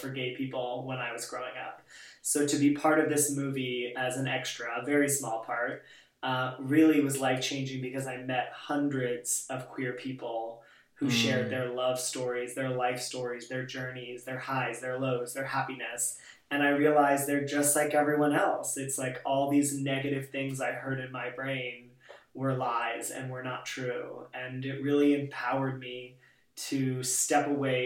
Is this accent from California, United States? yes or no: yes; California, United States; now in New York City, United States; I'm originally from California